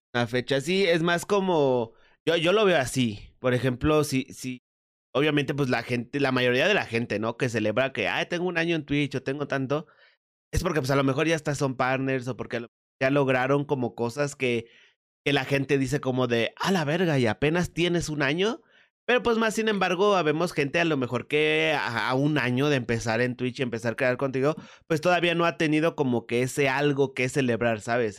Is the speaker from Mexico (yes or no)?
yes; Mexico; aquí en México